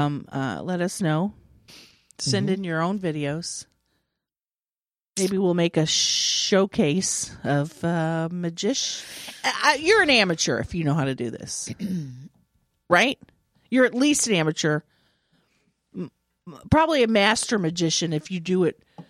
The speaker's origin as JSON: {"language": "English", "region": "Nebraska", "country": "United States", "said": "I'm from Nebraska."}